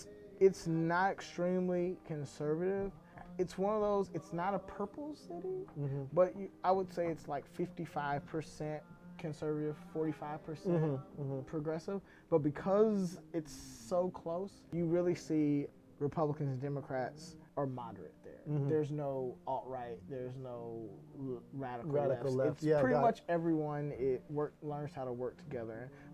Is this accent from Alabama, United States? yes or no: no; Fort Worth, Texas, United States; moved away as an adult; now in Seattle, United States; Grew up in Texas in Fort Worth, which is North Texas.